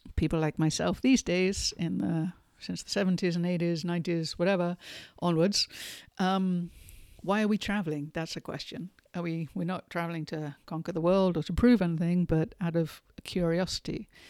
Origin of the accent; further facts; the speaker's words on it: England, United Kingdom; moved away; I grew up in England, as you might be able to tell by my accent.